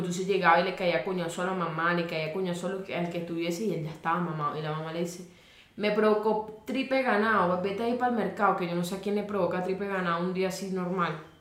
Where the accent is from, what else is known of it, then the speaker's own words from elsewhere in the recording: Maracay, Aragua, Venezuela; yo nací en Maracay